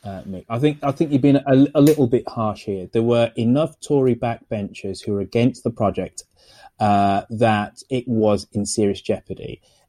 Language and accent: English; Birmingham, West Midlands, United Kingdom; moved away; also born or lived in United States; my hometown of Birmingham.